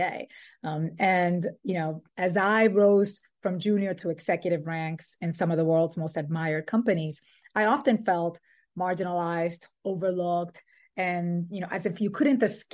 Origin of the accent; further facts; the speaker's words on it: Dominican Republic; also born or lived in New York City, United States; now in Brooklyn, United States; I was born in New York City and raised in the Dominican Republic